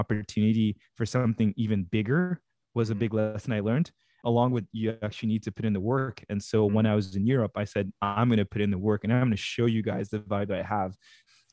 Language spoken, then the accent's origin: English; Washington, District of Columbia, United States; also born or lived in West Africa; So my parents are from West Africa. I grew up in the Washington, D.C. area, and I went to a French international private school.